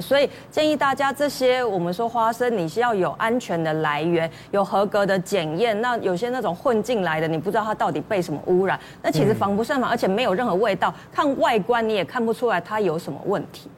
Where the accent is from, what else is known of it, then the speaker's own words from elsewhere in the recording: Taiwan; 我们其实台湾人